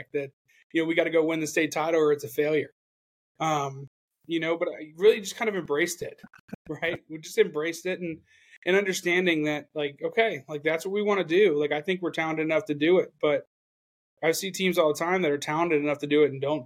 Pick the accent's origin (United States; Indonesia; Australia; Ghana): United States; Oviedo, Florida; moved away as an adult; now in Tennessee, United States; I was from Oviedo, right? I'm from Florida